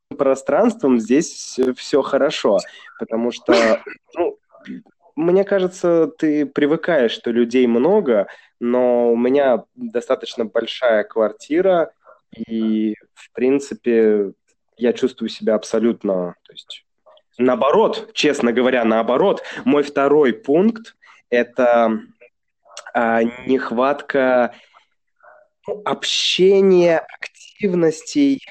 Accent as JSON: {"language": "Russian", "region": "Saint Petersburg", "country": "Russia", "moved": "yes", "lives_now": "China", "said": "Я же из Санкт-Петербурга"}